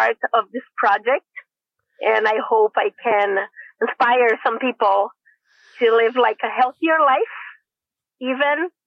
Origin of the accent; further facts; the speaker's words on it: Brazil; moved away as an adult; now in San Diego, United States; I'm from Brazil. I have been in the United States for over 21 years.